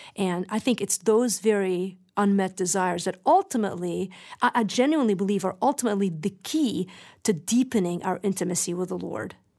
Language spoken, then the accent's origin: English; Lebanon; moved away; remember growing up in Lebanon